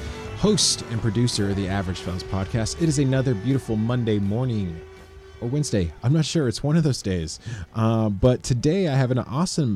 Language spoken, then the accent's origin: English; Los Banos, California, United States; my hometown, Los Banos, California.